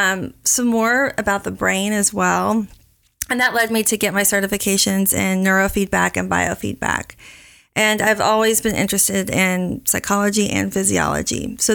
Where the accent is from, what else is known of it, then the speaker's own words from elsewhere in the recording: Oklahoma, United States; moved away as an adult; also born or lived in Miami; now in Dallas, United States; Well, I am originally from Oklahoma, and I went to the University of Oklahoma.